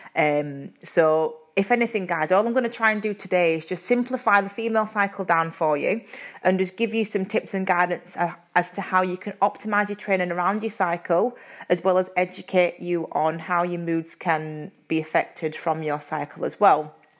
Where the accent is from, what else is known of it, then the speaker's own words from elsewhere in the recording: Yorkshire and the Humber, United Kingdom; accent: Yorkshire; my Yorkshire accent